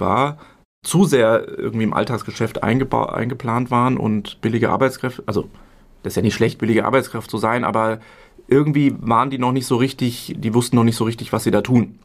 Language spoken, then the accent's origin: German; Hesse, Germany; also born or lived in Berlin; Mutter aus Nordrhein-Westfalen, Vater aus Bayern, aufgewachsen in Hessen